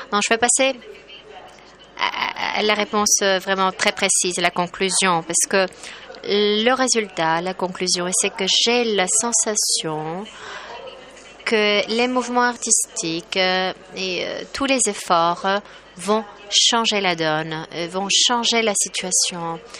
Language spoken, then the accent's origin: French; Poland; French is a second language; Chez nous en Pologne, nous publions à peu près 40 euh, livres par jour